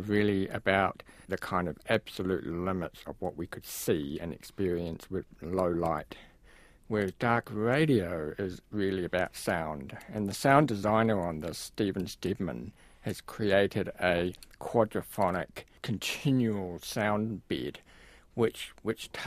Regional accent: Wellington, New Zealand; where I grew up in Karori

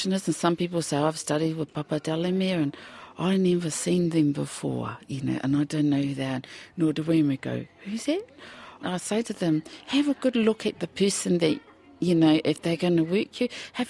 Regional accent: Hastings, Hawke's Bay, New Zealand; now in Wairoa, New Zealand; I come from Hastings, born in Hastings

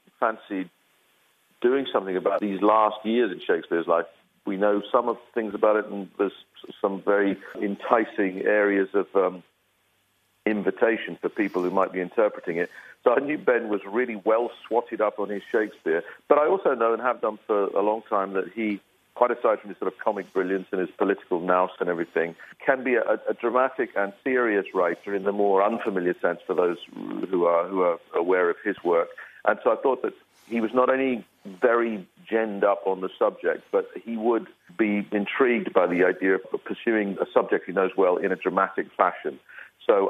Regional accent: Belfast, Northern Ireland, United Kingdom; born or raised there

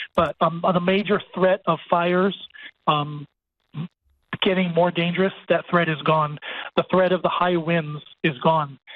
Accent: Maui, Hawaii, United States; I grew up on Maui

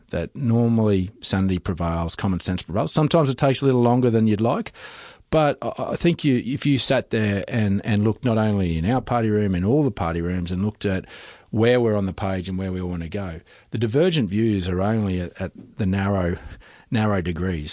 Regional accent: Western Queensland, Australia; I come from Western Queensland

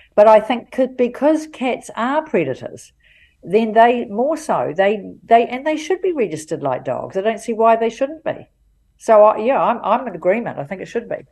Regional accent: Auckland, New Zealand; I'm from Auckland. Love Auckland. Always been here most of the time

